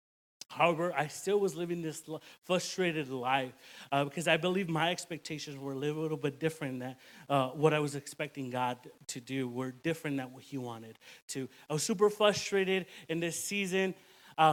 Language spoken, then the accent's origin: English; Phoenix, Arizona, United States; moved away as an adult; now in Nashville, United States; I am originally born and raised in Phoenix, Arizona, and in 2019, I moved to the Nashville area